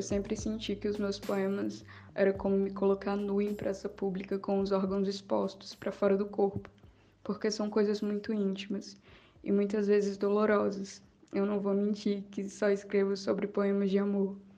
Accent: Paraíba, Brazil; sou paraibana

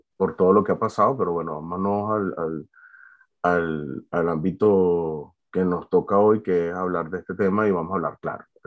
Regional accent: Valencia, Carabobo, Venezuela; moved away as an adult; now in France; yo soy de Venezuela, de Valencia

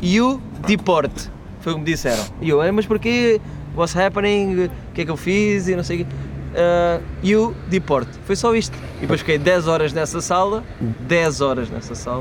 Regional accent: Portugal; sou comediante, venho de Portugal

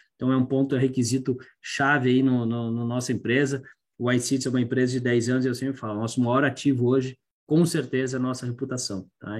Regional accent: Curitiba, Paraná, Brazil; como curitibano

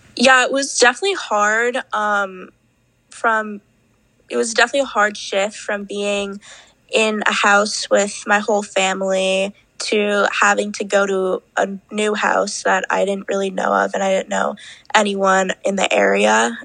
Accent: New York, United States; I'm from New York, and I'm 16

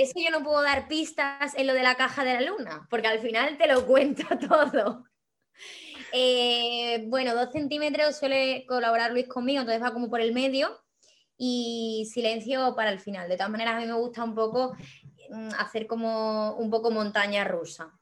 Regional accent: Cáceres, Extremadura, Spain; en Cáceres, en mi ciudad natal.

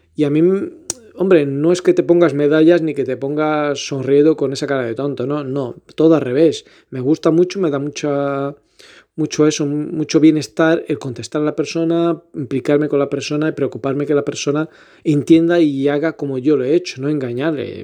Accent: Elvas, Portalegre District, Portugal; moved away as an adult; also born or lived in Lisbon; now in Badajoz, Spain; Soy portugués de Lisboa, nacido y criado en Elvas, pero resido en Badajoz, Extremadura, España, hace ya muchos años, 14 si no me equivoco

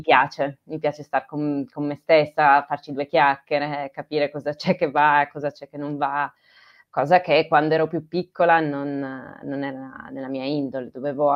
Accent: Turin, Piedmont, Italy; also born or lived in Trentino / Grugliasco / Bruino; io sono piemontese, Torino. Torino, ho vissuto fino ai 18, 20, sì, 20 anni insomma a Torino

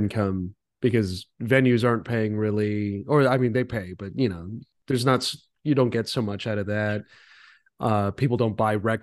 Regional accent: Rancho Cucamonga, California, United States; I grew up in Altaloma, California

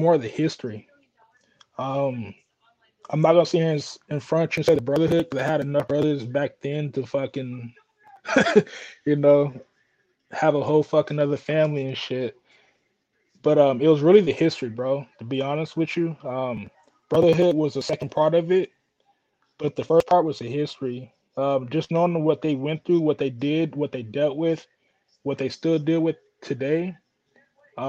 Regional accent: Oakland, California, United States; when I was growing up in Oakland

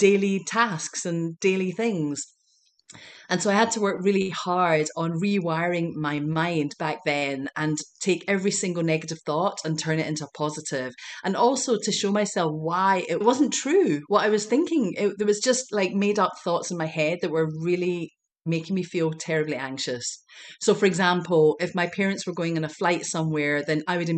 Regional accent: Glasgow, Scotland, United Kingdom; moved away as an adult; now in United States; growing up in Glasgow, Scotland

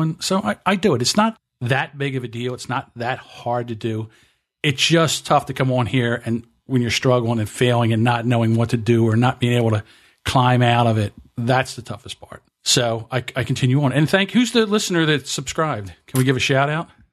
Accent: New Jersey, United States; I'm from South Jersey, so we say water

